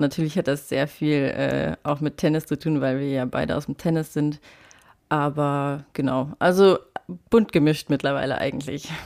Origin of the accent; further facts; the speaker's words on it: Saarland, Germany; moved away; ich komme aus dem Saarland ursprünglich